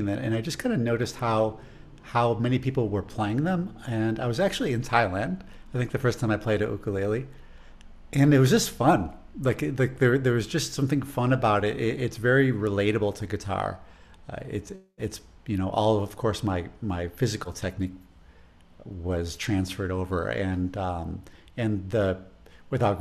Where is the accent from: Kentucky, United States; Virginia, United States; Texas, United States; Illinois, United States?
Illinois, United States; Chicago; accent: Chicago; my Chicago accent